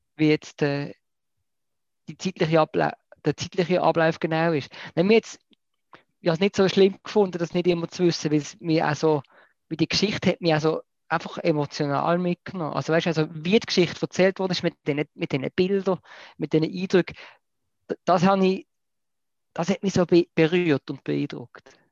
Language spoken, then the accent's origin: German; Basel, Basel-Stadt, Switzerland; ich als Basler wohne ja sehr, sehr noch am, am großen Kanton Deutschland.